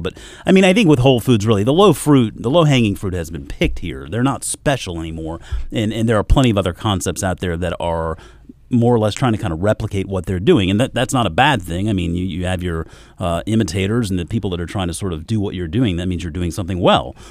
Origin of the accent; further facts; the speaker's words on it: South Carolina, United States; moved away; also born or lived in Georgia; growing up in South Carolina, moving up here from Georgia